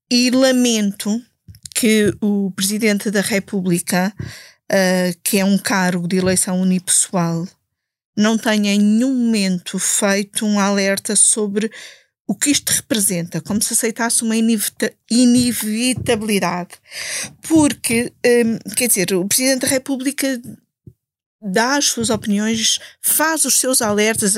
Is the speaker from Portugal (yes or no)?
yes; Alenquer, Lisbon, Portugal; Eu sou do Conselho de Alenquer